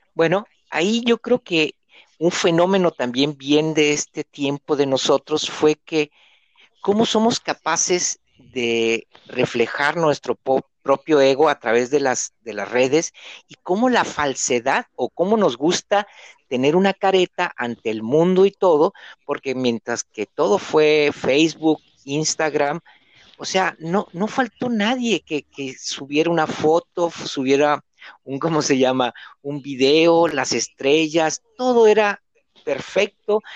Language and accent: Spanish; Mexico; now in Argentina; Yo soy mexicano, vivo aquí en Argentina, estoy solo